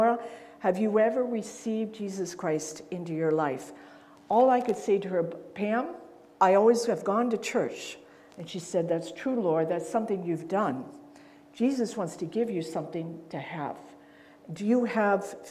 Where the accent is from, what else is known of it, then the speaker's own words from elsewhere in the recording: Pittsburgh, Pennsylvania, United States; first language English; moved away as an adult; also born or lived in West Virginia / Uruguay / mid-Ohio; I grew up in the North Hills of Pittsburgh